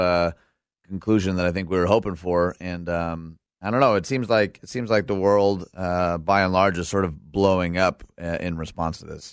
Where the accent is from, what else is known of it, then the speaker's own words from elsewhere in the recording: outside Detroit, Michigan, United States; now in Naperville, United States; I was raised outside Detroit